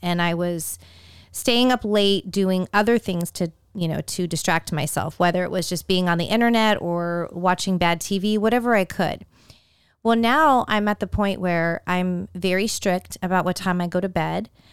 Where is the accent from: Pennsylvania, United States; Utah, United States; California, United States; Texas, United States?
California, United States; Growing up in California